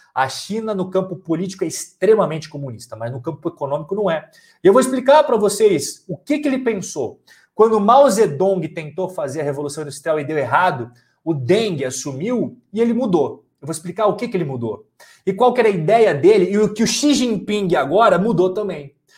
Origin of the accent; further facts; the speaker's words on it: Brazil; a gente é brasileiro